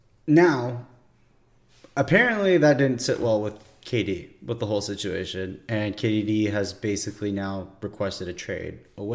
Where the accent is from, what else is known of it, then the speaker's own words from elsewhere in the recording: Canada; As a Canadian